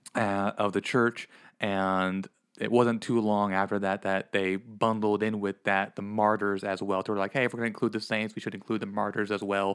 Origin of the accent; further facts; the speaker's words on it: Pennsylvania, United States; moved away; I grew up in the Northeast, back in Pennsylvania